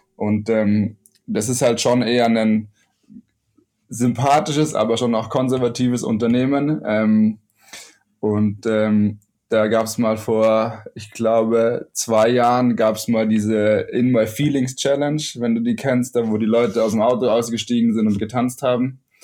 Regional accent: Ammersee, Bavaria, Germany; also born or lived in Munich; bin in München geboren und am Ammersee aufgewachsen

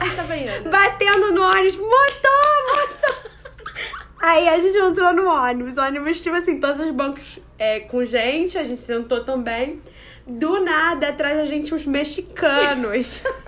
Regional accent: Brazil; sou brasileira

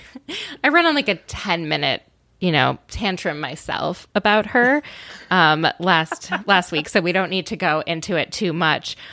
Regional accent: Minnesota, United States; I grew up in Minnesota

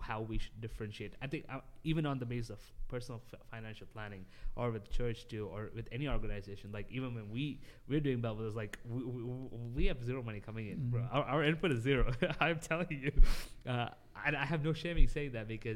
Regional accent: Dubai, United Arab Emirates; while I was growing up in Dubai

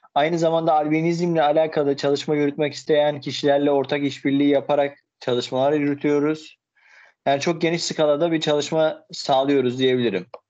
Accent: Erzurum, Turkey; moved away as an adult; also born or lived in Istanbul; ben 1994 yılında Erzurum'da doğdum. Daha sonrasında ise işte ilk öğretimi ve liseyi bitirdikten sonra İstanbul Hukuk Fakültesini kazandım

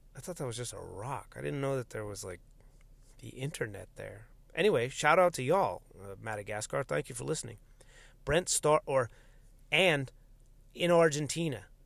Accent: United States; my own Americanness is just as fucking American as anyone else's

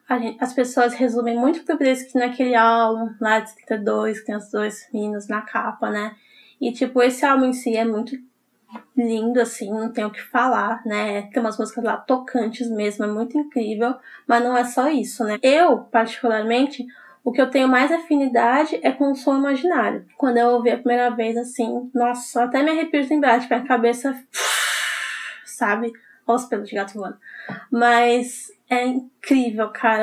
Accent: São Paulo, Brazil; eu sou de São Paulo

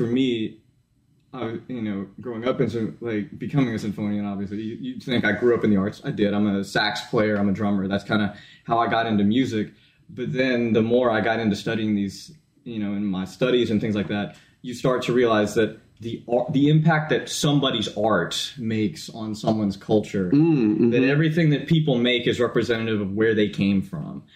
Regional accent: Iredell County, North Carolina, United States; I'm from Iredell County, North Carolina

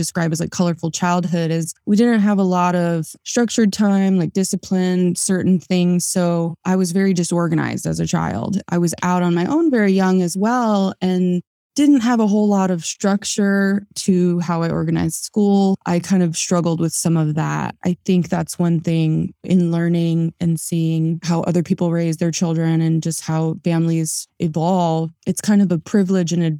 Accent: Las Vegas, Nevada, United States; also born or lived in California; I actually grew up here in Las Vegas, although I was born in California. I was raised here in Vegas

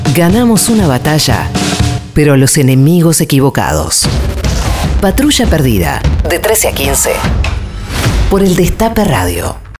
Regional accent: Argentina; somos argentinos

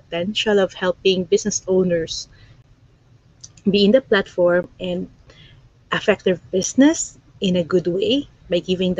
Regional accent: Philippines; moved away as an adult; now in Ontario, Canada; I'm originally from the Philippines. I'm an immigrant here in Canada. I'm here in Ontario right now.

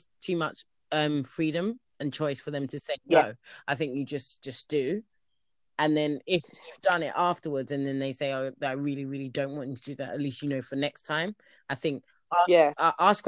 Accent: Nigeria; I am Nigerian

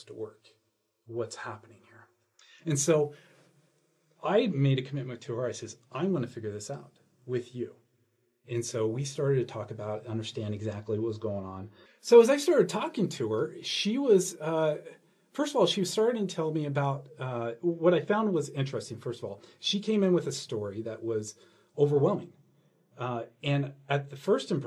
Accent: San Francisco, California, United States; I'm from San Francisco area

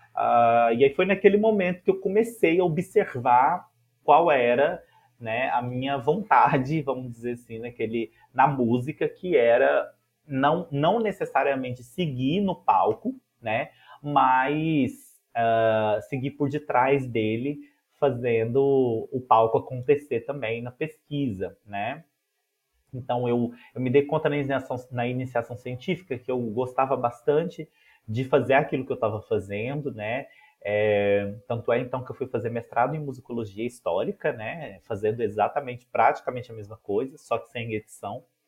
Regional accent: Ituiutaba, Minas Gerais, Brazil; Tiutaba, minha cidade natal, em Minas Gerais

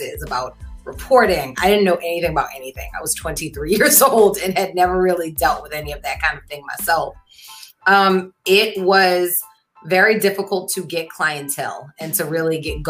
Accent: New Orleans, Louisiana, United States; moved away as an adult; also born or lived in New York; I am born and bred in New Orleans. I finished high school at Ursuline Academy

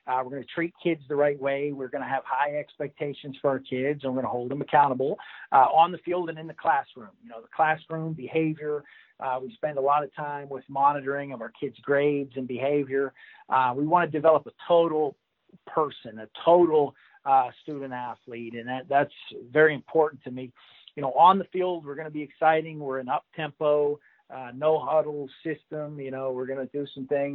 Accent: Pittsburgh, Pennsylvania, United States; I'm from the Pittsburgh region of Pennsylvania.

